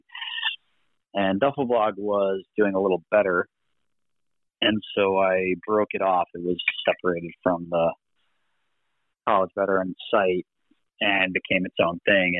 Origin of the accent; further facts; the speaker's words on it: Connecticut, United States; I'm originally from Connecticut